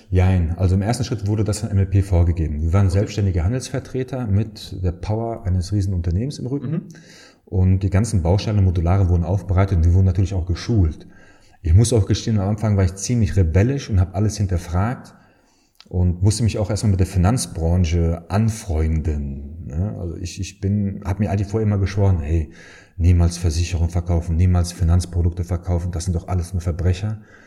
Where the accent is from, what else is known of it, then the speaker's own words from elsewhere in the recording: Dortmund, North Rhine-Westphalia, Germany; moved away as an adult; now in Aachen, Germany; bin gebürtiger Dortmunder. Daher, wenn man mich nach der Heimat fragt, ich komme aus Dortmund, äh, aus dem Dortmunder Süden, aus Dortmund-Hörde